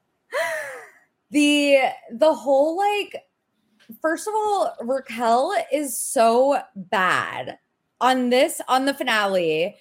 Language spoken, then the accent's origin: English; Cincinnati, Ohio, United States; moved away; my hometown and where I am right now